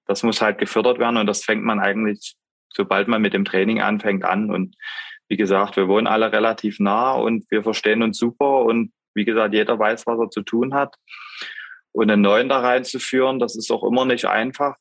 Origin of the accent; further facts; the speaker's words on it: Pirna, Saxony, Germany; bei uns zu Hause in Pirna